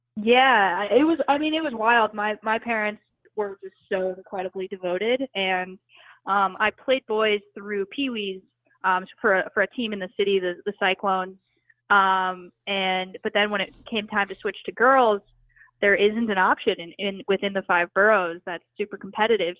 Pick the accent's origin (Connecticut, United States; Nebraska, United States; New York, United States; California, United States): New York, United States; New York City; I grew up in New York City